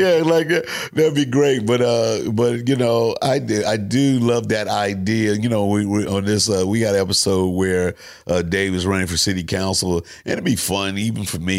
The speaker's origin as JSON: {"language": "English", "town": "St. Louis", "region": "Missouri", "country": "United States", "tie": "born or raised there", "said": "Me coming from Saint Louis"}